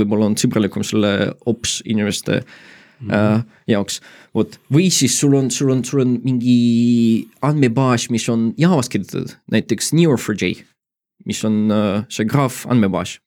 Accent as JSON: {"language": "Estonian", "town": "Tartu", "region": "Tartu County", "country": "Estonia", "said": "mina olen Tartust"}